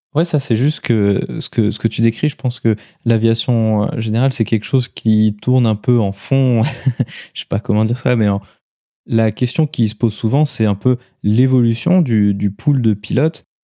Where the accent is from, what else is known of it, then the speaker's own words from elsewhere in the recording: France; chez nous en France